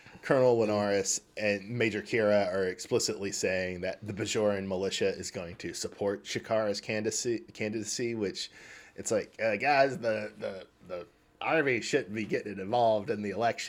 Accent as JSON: {"language": "English", "region": "Pacific Northwest", "country": "United States", "said": "from Cascadia."}